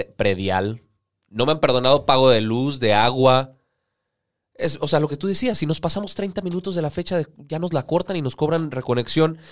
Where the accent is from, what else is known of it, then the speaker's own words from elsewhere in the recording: Mexico; a nosotros como mexicanos